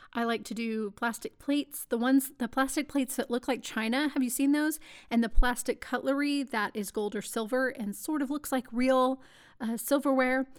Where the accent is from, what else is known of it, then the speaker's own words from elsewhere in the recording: Texas, United States; moved away; I am a Texan